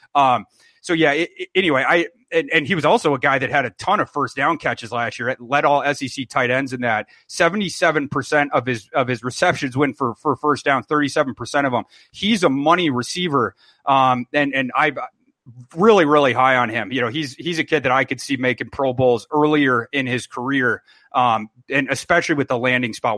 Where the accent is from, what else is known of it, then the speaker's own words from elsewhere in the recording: Brainerd, Minnesota, United States; I'm from Brainerd, Minnesota.